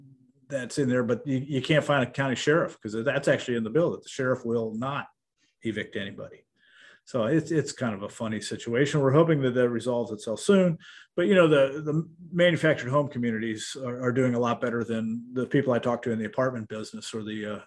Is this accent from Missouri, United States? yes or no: no; Illinois, United States; growing up in Illinois, it's a very wholesome place.